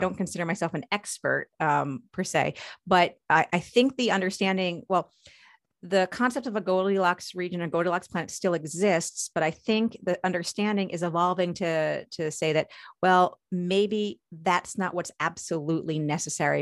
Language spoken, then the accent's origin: English; Long Island, New York, United States; born or raised there; now in Maryland, United States